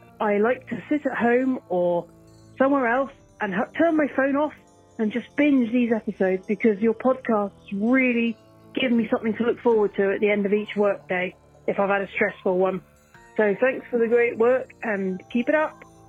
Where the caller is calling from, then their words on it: England, United Kingdom; Hi Chad, I'm listening from England. I'm 36.